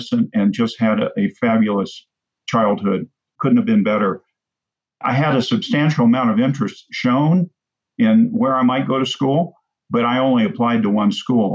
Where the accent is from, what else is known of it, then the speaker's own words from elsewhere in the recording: Terre Haute, Indiana, United States; I grew up in Indiana, in a very small community, the Terre Haute, Indiana